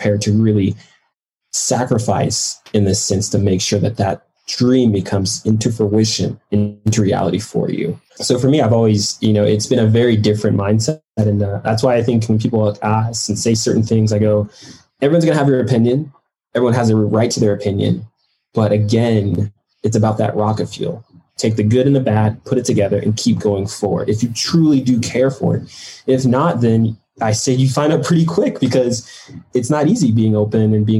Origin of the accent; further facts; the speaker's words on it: Detroit, Michigan, United States; I grew up in Detroit